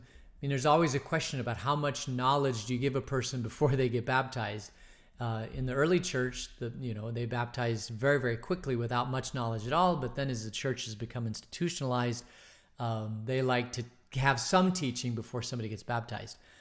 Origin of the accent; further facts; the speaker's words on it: United States; we, we as American Christians